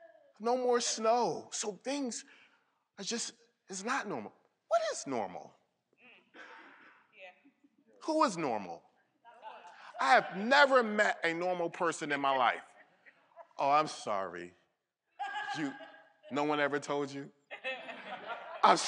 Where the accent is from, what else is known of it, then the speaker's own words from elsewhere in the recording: Connecticut, United States; now, if you know where I came from, I came from Connecticut.